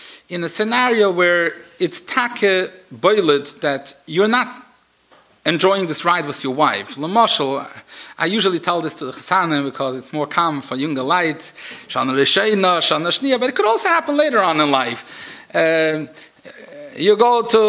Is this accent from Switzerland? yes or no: yes; Switzerland; moved away; I come from Switzerland